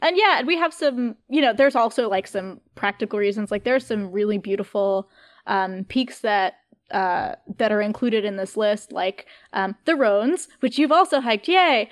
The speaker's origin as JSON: {"language": "English", "town": "Catskill", "region": "New York", "country": "United States", "moved": "yes", "said": "I'm from Catskill, New York"}